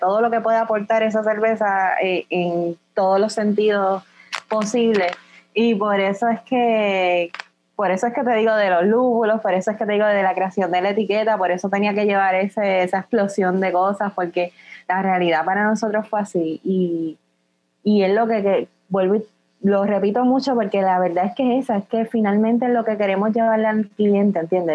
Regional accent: Puerto Rico; lo que nosotros somos como puertorriqueños

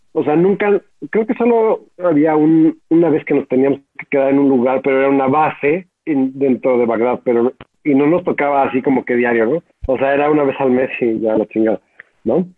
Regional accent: Mexico; éramos bastante conocidos por ser los mexicanos

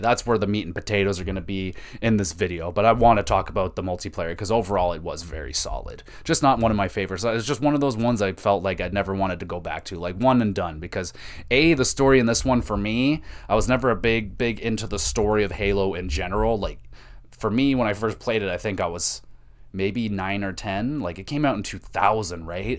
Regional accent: Canada; as a Canadian

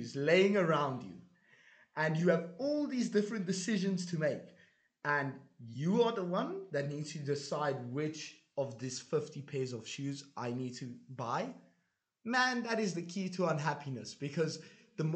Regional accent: South Africa; moved away; also born or lived in Hungary; I came from South Africa

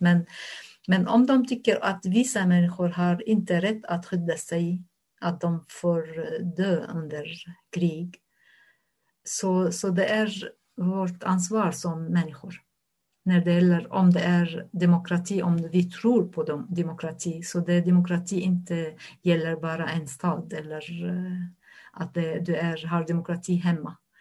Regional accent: Syria; Swedish is a second language; moved away as an adult; also born or lived in Damascus, Syria / Lebanon; now in Norrköping, Sweden; jag som en människa kommer från Syrien

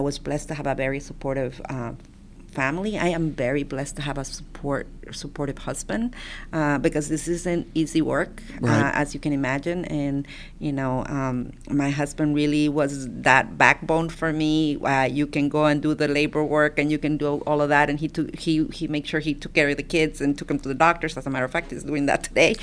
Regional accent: Honduras; now in Texas, United States; I'm an immigrant from Honduras, and my grandfather and my grandmother, it's who raised me. You know, my mom immigrated here, had to leave us behind in Honduras.

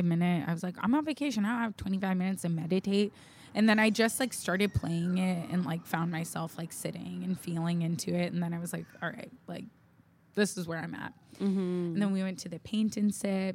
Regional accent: South Bay, California, United States; we're from the South Bay. Of California

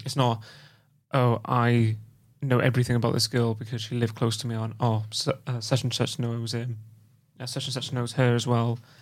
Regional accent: Wales, United Kingdom; I'm from Wales and I st-, I still, I still can't say Welsh, uh, the Welsh language properly

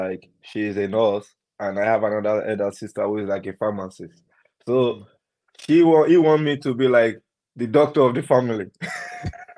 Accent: Ilorin, Kwara, Nigeria; now in Nottingham, United Kingdom; I grew up in Ilorin

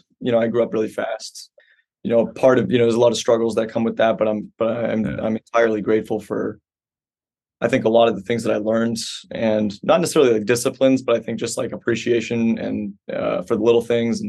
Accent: Quincy, Massachusetts, United States; born there; I was born in Quincy. I lived there for like 5 years

